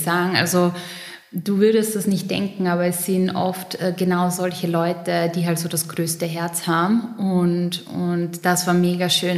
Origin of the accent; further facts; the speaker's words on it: Pöllauer Tal, East Styria, Austria; moved away as an adult; now in Vienna, Austria; ich bin geboren in der Steiermark, ähm, im Pellauer Tal. Da redet man ein bisschen anders als ich jetzt gerade, aber alle, die die Oststeiermark kennen